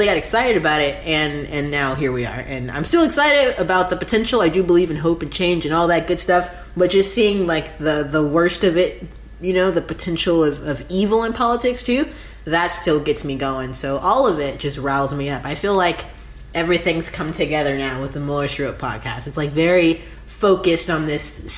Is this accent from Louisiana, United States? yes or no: yes; New Orleans, Louisiana, United States; also born or lived in Shreveport, Louisiana; I grew up in the South, specifically New Orleans, Louisiana